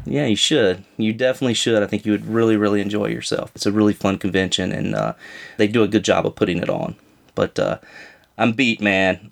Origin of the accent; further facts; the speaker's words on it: North Carolina, United States; I'm from North Carolina